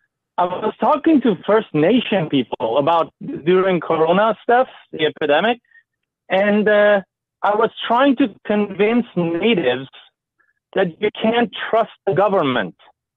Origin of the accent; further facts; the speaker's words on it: Iran; English is a second language; moved away as an adult; now in Canada; I come from Iran